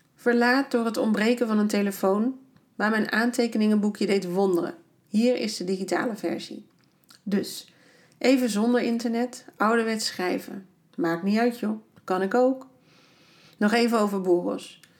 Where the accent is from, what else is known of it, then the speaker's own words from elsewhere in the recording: Netherlands; Ik ben echt blij dat ik uit Nederland kom